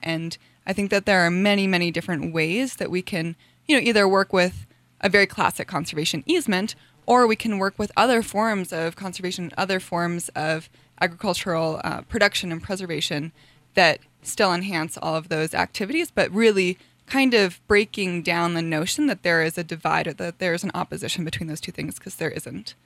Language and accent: English; Taos, New Mexico, United States; also born or lived in Hawaii; I was born in Taos. I was raised primarily in Taos, um, and also in Hawaii, and I moved back here about two years ago